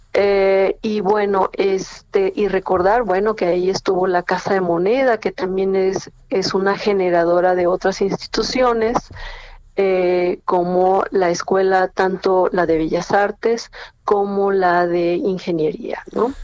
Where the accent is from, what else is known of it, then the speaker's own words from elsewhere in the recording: Mexico; uno como mexicano cree que nuestro zócalo es, es bellísimo